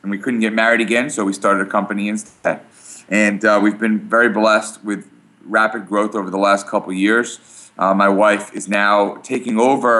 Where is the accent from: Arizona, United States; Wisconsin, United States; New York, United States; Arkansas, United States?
New York, United States; Brooklyn; now in Port Washington, United States; We live in Port Washington, New York. I grew up here in New York. I grew up in Brooklyn